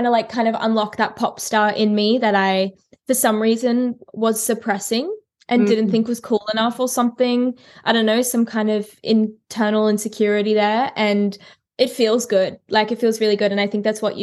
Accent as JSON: {"language": "English", "town": "Brisbane", "region": "Queensland", "country": "Australia", "tie": "born or raised there", "said": "Brisbane, like my hometown"}